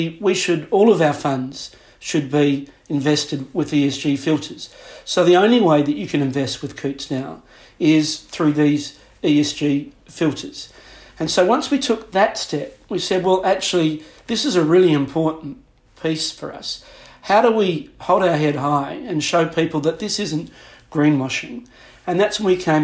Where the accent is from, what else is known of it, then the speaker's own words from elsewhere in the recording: Adelaide, South Australia, Australia; moved away as an adult; also born or lived in Singapore; now in London, United Kingdom; I grew up in Adelaide in South Australia.